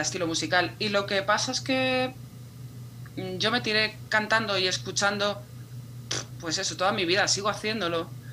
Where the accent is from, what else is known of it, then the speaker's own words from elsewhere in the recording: Madrid, Community of Madrid, Spain; Yo soy de Madrid y he vivido siempre en Madrid